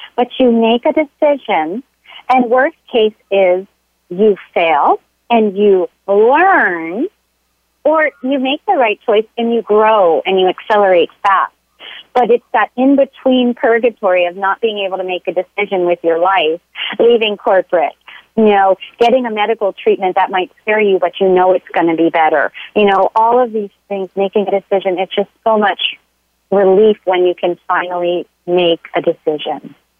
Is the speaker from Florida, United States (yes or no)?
yes; Florida, United States; now in San Diego, United States; I grew up in, in Florida